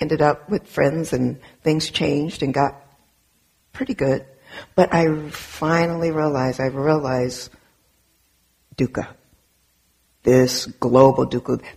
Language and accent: English; Southern California, United States; I grew up in Southern California in an all black and brown neighborhood, primarily Mexican and black neighborhood in Southern California, till the age of 12.